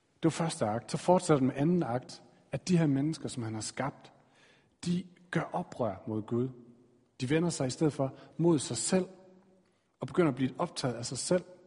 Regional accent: Aarhus, Central Denmark Region, Denmark; Jeg blev født i Aarhus i den her familie.

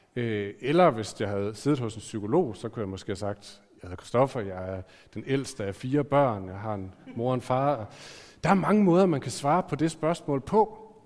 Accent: Aarhus, Central Denmark Region, Denmark; jeg er født i Aarhus

